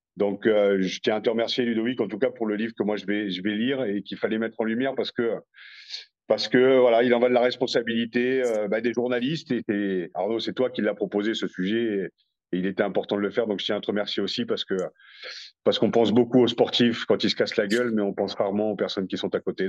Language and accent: French; France; on est français